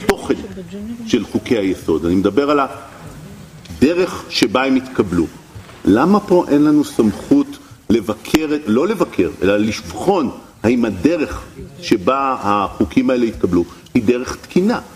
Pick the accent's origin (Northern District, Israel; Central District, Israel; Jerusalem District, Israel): Central District, Israel; Ramla; אני גדלתי בבית של השייח של רמלה